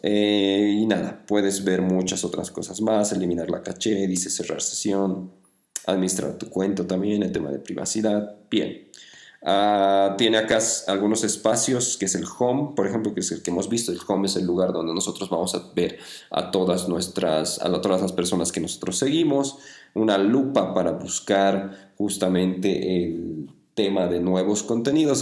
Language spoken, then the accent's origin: Spanish; Bolivia; en mi país, en Bolivia